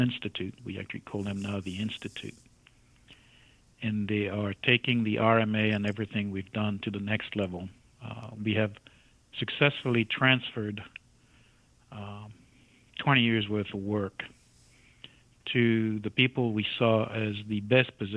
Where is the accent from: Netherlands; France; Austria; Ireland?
France; moved away as an adult; I emigrated from France to this country in my early 20s